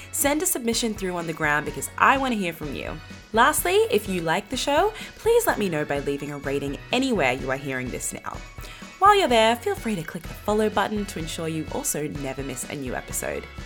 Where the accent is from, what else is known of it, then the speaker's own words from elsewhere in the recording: Australia; I was from Australia.